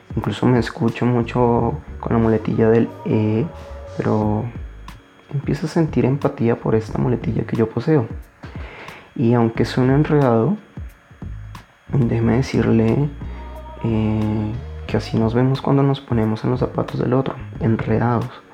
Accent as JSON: {"language": "Spanish", "country": "Colombia", "said": "en mi país, Colombia, Colombia, en mi país, Colombia"}